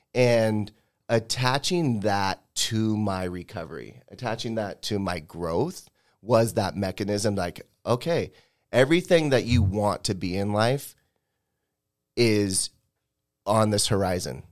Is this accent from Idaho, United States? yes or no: no; Spokane, Washington, United States; this is my hometown